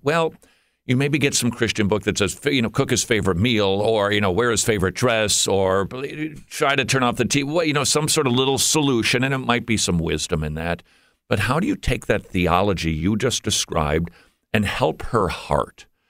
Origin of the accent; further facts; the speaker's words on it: Minnesota, United States; moved away as an adult; We moved from above the Mason Dixon line about twelve years ago. We're from Minnesota